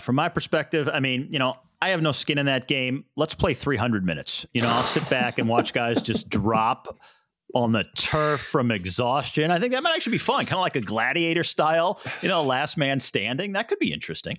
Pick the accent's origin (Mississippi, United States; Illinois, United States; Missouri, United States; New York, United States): Missouri, United States; St. Louis; yours and my hometown of Saint Louis